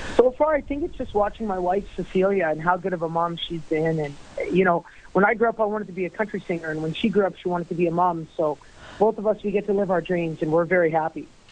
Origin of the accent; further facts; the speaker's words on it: St. Paul, Alberta, Canada; my hometown of St. Paul